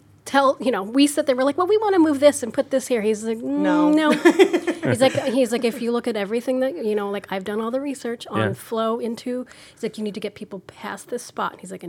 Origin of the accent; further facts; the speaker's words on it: outside of Chicago, Illinois, United States; moved away as an adult; also born or lived in San Diego / South Carolina; now in Norfolk, United States; I grew up in outside of Chicago.